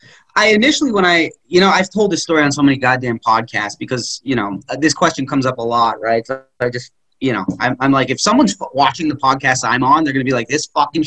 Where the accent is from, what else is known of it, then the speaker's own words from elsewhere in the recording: Philadelphia, Pennsylvania, United States; Oh, where are you from? Philly.